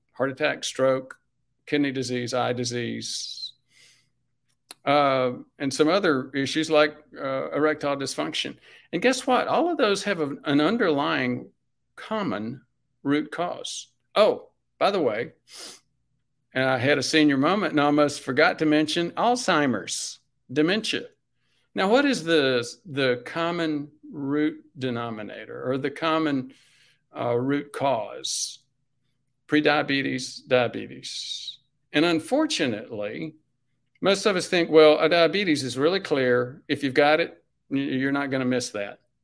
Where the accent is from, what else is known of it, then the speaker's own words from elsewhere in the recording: Spartanburg, South Carolina, United States; I'm from South Carolina. I'm from the coun-, sort of from the country, the suburbs, Sm-, Spartanburg.